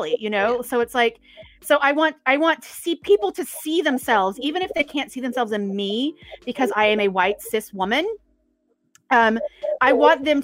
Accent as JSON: {"language": "English", "region": "East Texas", "country": "United States", "accent": "country", "said": "I'm originally from East Texas"}